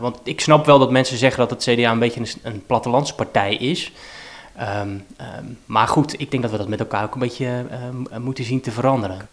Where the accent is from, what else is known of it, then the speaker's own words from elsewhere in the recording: Rotterdam, South Holland, Netherlands; ik ben geboren in Vreewijk en heb in Lombardije gewoond. Eh, en nog op een andere plek. Ik heb in Feyenoord ook nog gewoond. Dus ik heb op een heel aantal plekken in, in Rotterdam-Zuid gewoond